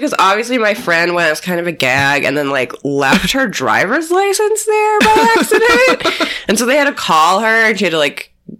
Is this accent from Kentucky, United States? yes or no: no; Wheaton, Illinois, United States; In my hometown of Wheaton, Illinois